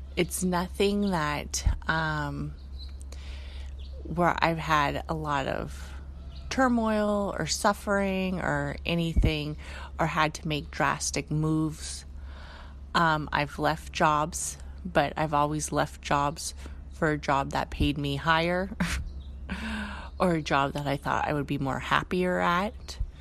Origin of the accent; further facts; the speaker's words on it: Bay Area, California, United States; We're both born and raised in the Bay Area.